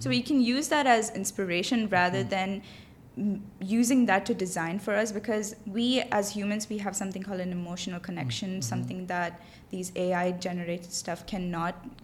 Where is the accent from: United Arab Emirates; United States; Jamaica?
United Arab Emirates; Dubai; I grew up here in Dubai. My whole life I've been here. So I, w- I was away from India, back home